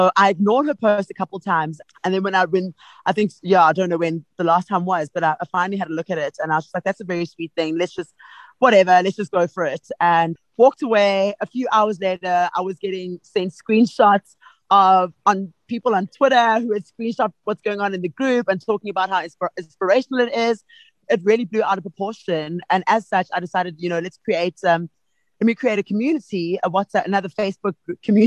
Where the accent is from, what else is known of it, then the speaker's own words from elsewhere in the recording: Soweto, Gauteng, South Africa; now in Johannesburg, South Africa; I grew up in Soweto, but I live in the heart of Johannesburg at the moment.